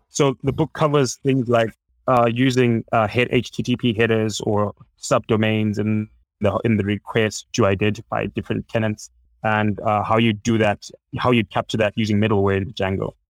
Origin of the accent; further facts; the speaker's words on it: Zimbabwe; I'm from Zimbabwe